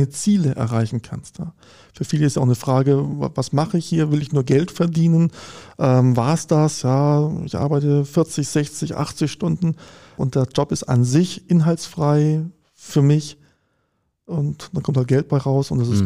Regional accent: Konstanz, Baden-Württemberg, Germany; Ich komme ich aus Konstanz, da gibt es halt eine Uni am Ort

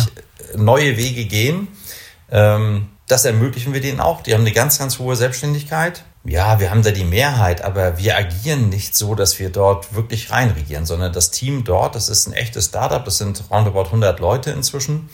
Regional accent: Kiel, Schleswig-Holstein, Germany; also born or lived in Augsburg / Munich; now in Bremen, Germany; ich bin Norddeutscher, kein Bremer. Ich komme aus Kiel.

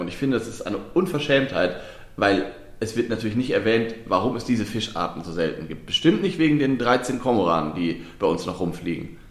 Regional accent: Lower Saxony, Germany; ich komme ja aus Niedersachsen äh, gebürtig

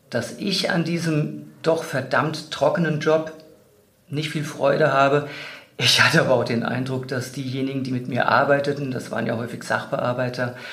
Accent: Wiesbaden, Hesse, Germany; fand mich dann als Personaldisponent in einer ganz kleinen Niederlassung in meiner alten Heimatstadt in Wiesbaden wieder.

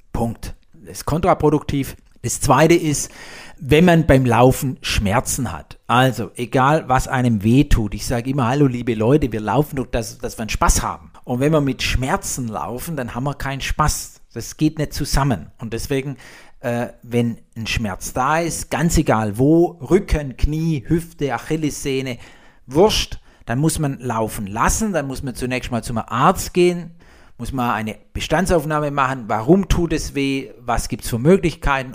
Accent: Blaubeuren, Baden-Württemberg, Germany; ich komme ja aus Blaubeira, das Schwäbische Alb, Blautopf

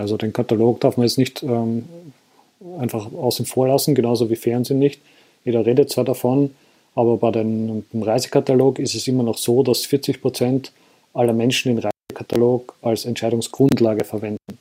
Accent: Austria; bei uns in Österreich

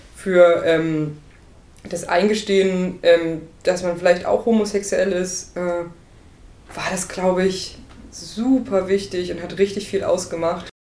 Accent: Burgscheidungen, Saxony-Anhalt, Germany; moved away; ich komme aus Burg Scheidungen. Das ist nicht so weit weg von Laucha

